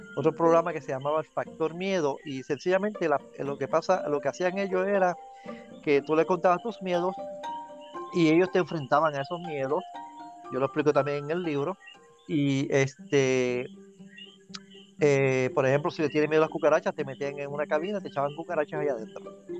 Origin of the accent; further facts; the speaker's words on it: Dorado, Puerto Rico; soy natural de Dorado, Dorado, Puerto Rico